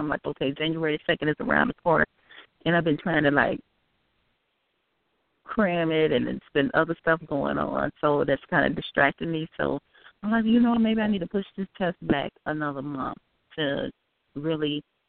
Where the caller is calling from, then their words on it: Illinois, United States; I'm calling from Illinois.